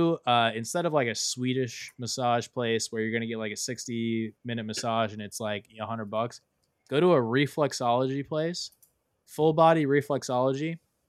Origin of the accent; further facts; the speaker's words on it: South Florida, United States; I'm from South Florida